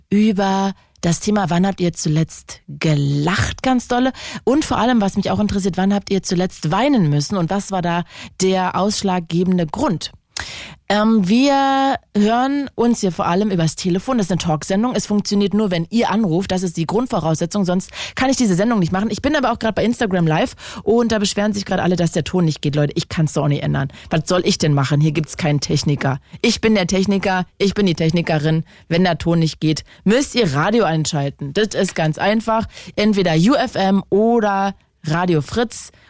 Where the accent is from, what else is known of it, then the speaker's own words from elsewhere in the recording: Lohne, Lower Saxony, Germany; aus Lohne.